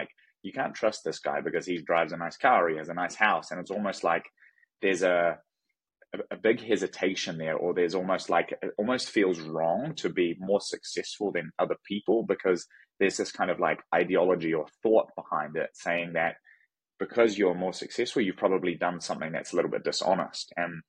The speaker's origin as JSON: {"language": "English", "country": "New Zealand", "tie": "born or raised there", "also_born_or_lived": "Manhattan Beach, Los Angeles", "moved": "as an adult", "lives_now": "Los Angeles, United States", "said": "So, I grew up in New Zealand, and so born and raised in New Zealand. Moved to the US about 9 years ago. So, from down under, the real down under."}